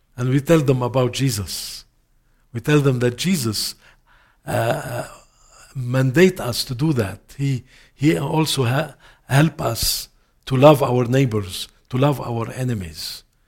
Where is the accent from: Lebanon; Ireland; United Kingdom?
Lebanon; first language Arabic; English is a second language; also born or lived in Canada; I went back with my family to Lebanon, my mother, my home country